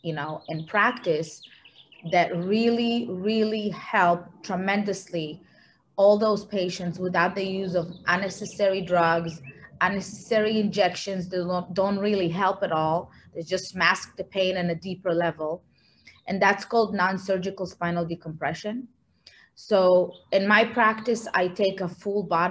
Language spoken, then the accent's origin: English; Israel; moved away; I'm originally from Israel